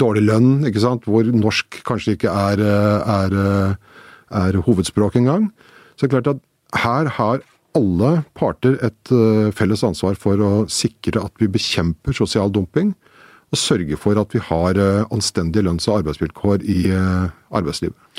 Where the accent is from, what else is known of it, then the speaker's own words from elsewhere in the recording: Slemmestad, Akershus, Norway; Jeg kommer fra Slemmestad, som jo er et industrisam, eh, gammelt industrisamfunn.